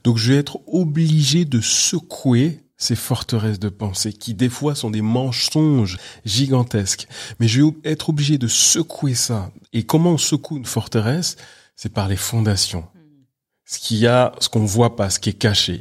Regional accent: Paris, Île-de-France, France; je suis né à Paris, j'ai toujours vécu à Paris

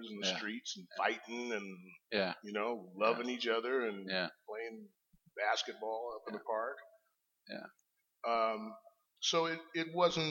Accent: Portland, Oregon, United States; for the lion's share of my schooling, I did second grade over at Sabin Elementary in Northeast Portland.

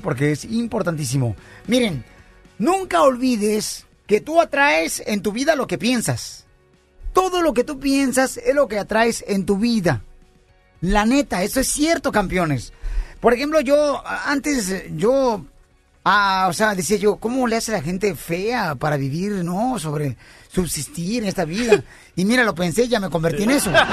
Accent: Ocotlán, Jalisco, Mexico; now in United States; yo soy de, de Ocotlán y mis dientes son de fuera

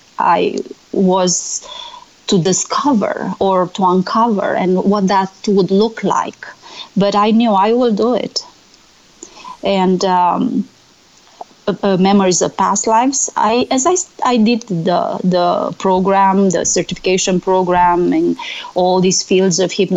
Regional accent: Romania; when I published my book in Romania, I'm from Romania, my best friend from college reminded me

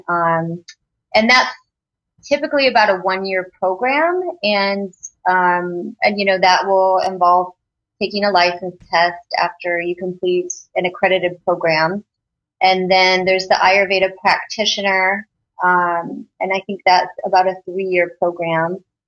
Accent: Iowa, United States; now in California, United States; I'm from Iowa, and um, you know it's a real kind of meat and potato state

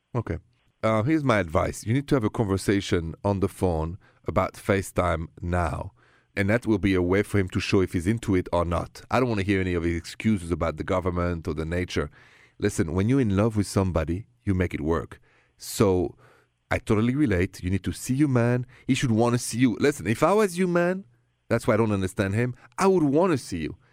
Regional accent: France; accent: thick French; my thick French accent

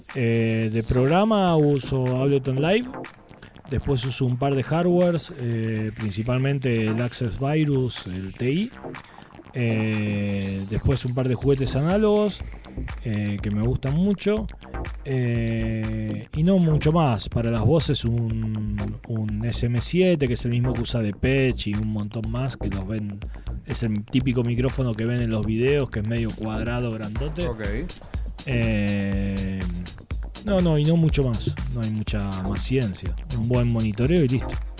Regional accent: Argentina; moved away as an adult; also born or lived in Spain; siendo argentino sobre todo en España

